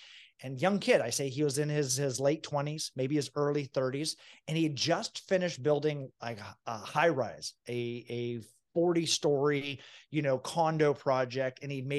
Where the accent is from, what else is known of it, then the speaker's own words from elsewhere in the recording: Venezuela; now in United States; I grew up in a socialist, like we were starving to death country of Venezuela, and we escaped with nothing.